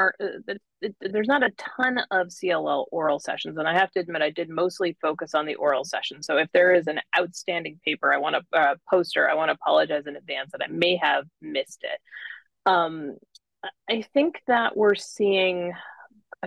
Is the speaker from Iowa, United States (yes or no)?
no; Buffalo, New York, United States; now in Irvine, United States; I grew up in Buffalo, where Roswell Park is